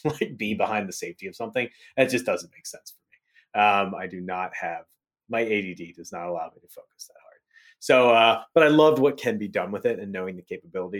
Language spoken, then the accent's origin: English; Hagerstown, Maryland, United States; I grew up in Western Panhandle of Maryland, a little place called Hagerstown, Hickersville, Hagersbush